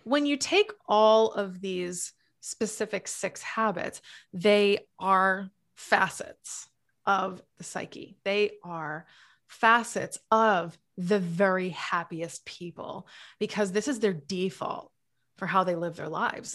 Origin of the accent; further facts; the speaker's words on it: New England, United States; also born or lived in Massachusetts; now in Florida, United States; I'm from New England